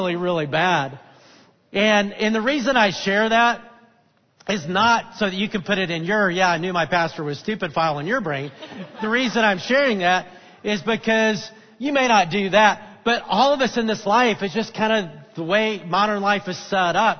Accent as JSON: {"language": "English", "region": "North Alabama", "country": "United States", "tie": "born or raised there", "moved": "yes", "said": "I grew up in North Alabama"}